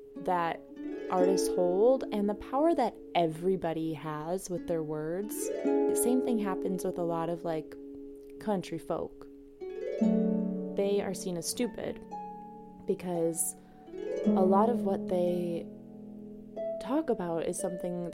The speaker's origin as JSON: {"language": "English", "town": "DeKalb", "region": "Illinois", "country": "United States", "moved": "as an adult", "lives_now": "Milwaukee, United States", "said": "I'm from DeKalb, Illinois"}